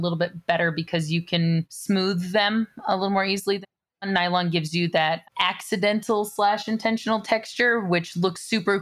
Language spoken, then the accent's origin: English; California, United States; I grew up in California